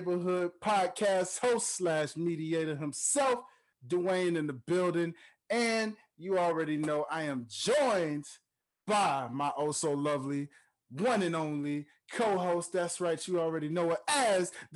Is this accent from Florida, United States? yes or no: no; Memphis, Tennessee, United States; my home state of Memphis, Tennessee